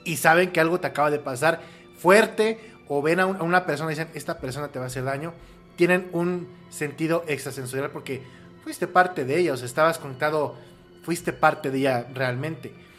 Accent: Querétaro, Mexico; also born or lived in Mexico City; yo nací en la Ciudad de México y a los siete años mis, papás me llevaron a vivir a Querétaro y estudié primaria, secundaria y prepa con los hermanos maristas en el Instituto

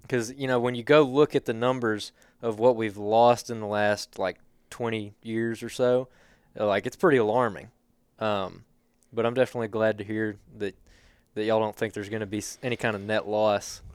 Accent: Helena, Alabama, United States; I grew up in Helena

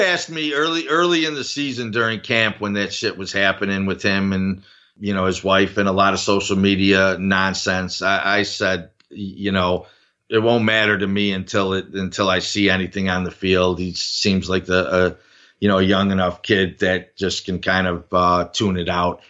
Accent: Buffalo, New York, United States; my hometown team

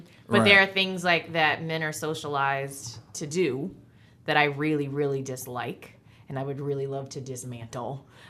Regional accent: United States; me being an American

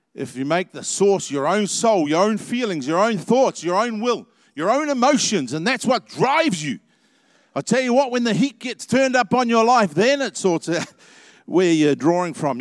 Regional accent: New Zealand; I hope I'm a New Zealander

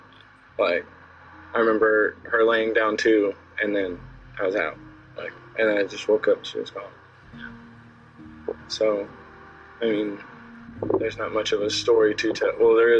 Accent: Clarksville, United States

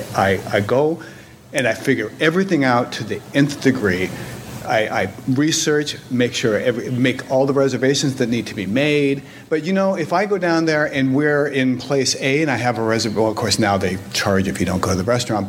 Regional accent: Southern California, United States; now in Westchester County, New York, United States; I grew up in Southern California, and I grew up going to Disneyland as often as I possibly could

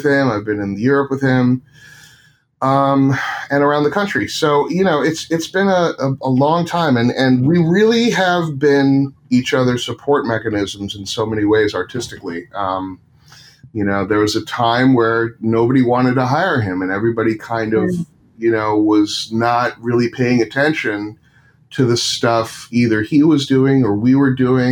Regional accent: Westchester County, New York, United States; I grew up in Westchester County, and Jewish

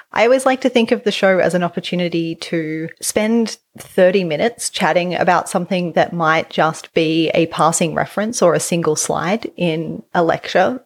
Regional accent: Australia; accent: Australian English; as an Australian English speaker, I don't have R's at the end of words

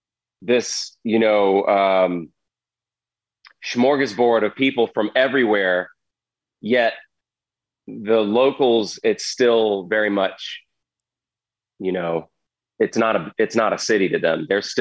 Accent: the South, United States; And I grew up in the South. I barely left the state.

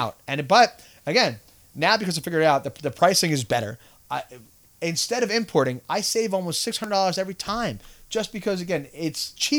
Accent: Canada; I'm a Canadian, or, you know, I've traveled there.

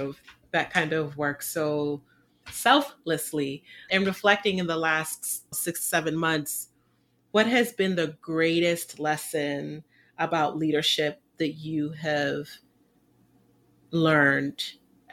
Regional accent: England, United Kingdom; England, you know that we have an aversion to pronouncing our R's.

